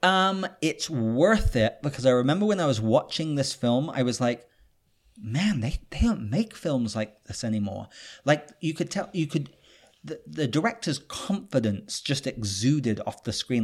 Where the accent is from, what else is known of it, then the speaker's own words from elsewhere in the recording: United Kingdom; moved away; I'm British